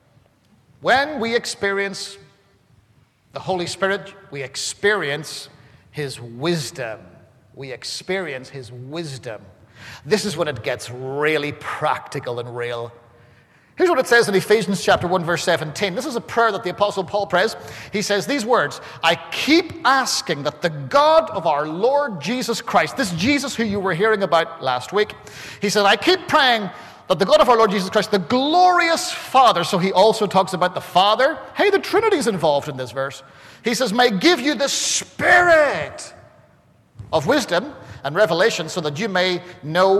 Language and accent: English; Ireland; I'm Irish